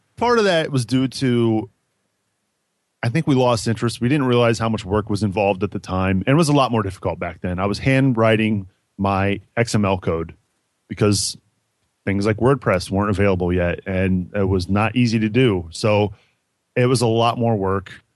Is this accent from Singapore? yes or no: no; Cincinnati, Ohio, United States; Growing up in Cincinnati, I'm a huge Bengals fan